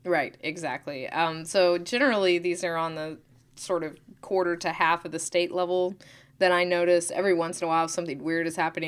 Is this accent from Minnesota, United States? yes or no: no; Oklahoma, United States; I'm from Oklahoma